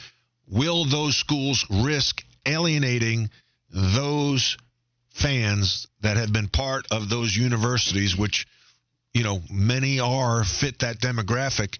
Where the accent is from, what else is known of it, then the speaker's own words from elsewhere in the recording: New York, United States; growing up in New York